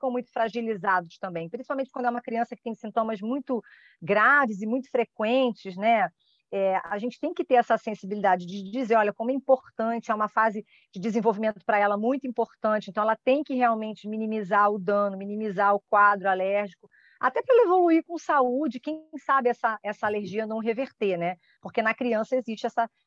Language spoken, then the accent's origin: Portuguese; Rio de Janeiro, Brazil; now in Niterói, Brazil; Porque eu sou do Rio mas eu moro em Niterói.